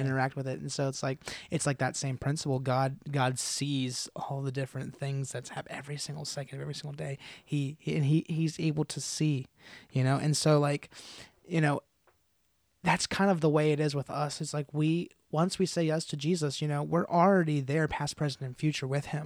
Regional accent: United States; as American followers of Christ

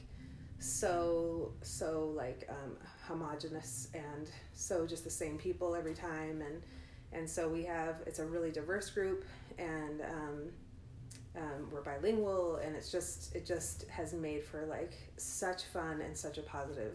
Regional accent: outside of Chicago, Illinois, United States; now in Ogden, United States; I grew up outside of Chicago

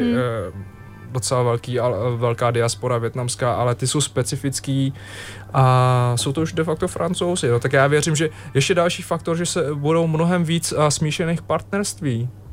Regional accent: Chomutov, Ústí nad Labem Region, Czechia; now in Prague, Czech Republic; Já jsem z Ústeckého kraje, jsem vyrůstal v Chomutově

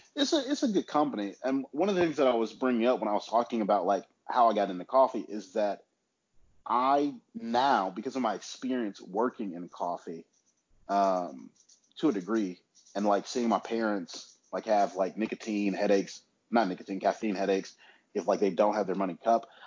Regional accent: Huntsville, Alabama, United States; moved away as an adult; now in Birmingham, United States; now I'm in Huntsville, which is my hometown

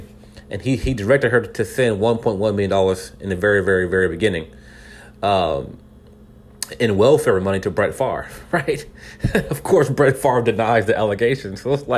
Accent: California, United States; now in Texas, United States; I'm in Texas right now. All right? I was born in California.

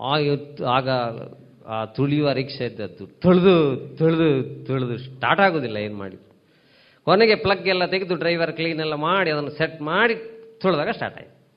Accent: Tulu Nadu, India; ಅದರಲ್ಲೂ ನಮ್ಮ ತುಳುನಾಡು

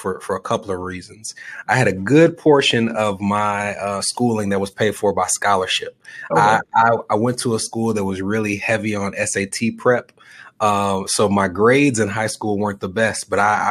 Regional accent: Nashville, Tennessee, United States; I was born and raised in Nashville

